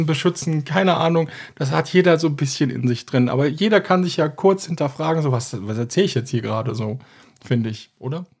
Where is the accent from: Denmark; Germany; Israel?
Germany; als Deutsche